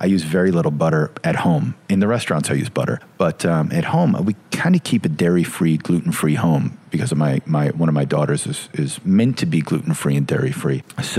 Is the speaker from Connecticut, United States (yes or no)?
yes; Oakville, Connecticut, United States; I grew up in Oakville, Connecticut. I'm a Connecticuter, the nutmeg state.